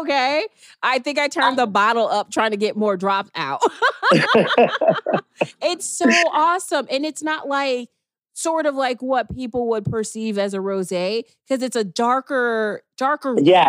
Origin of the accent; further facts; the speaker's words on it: Chicago, Illinois, United States; I grew up in Chicago